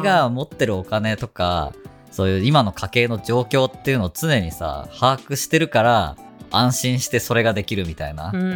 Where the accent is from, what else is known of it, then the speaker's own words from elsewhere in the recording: Fukuoka, Japan; moved away as an adult; now in Ibaraki, Japan; 地元が福岡だからね